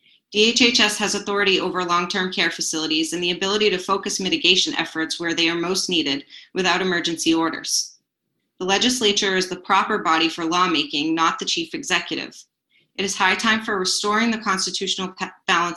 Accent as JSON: {"language": "English", "region": "New Hampshire", "country": "United States", "said": "As an American, a resident of New Hampshire"}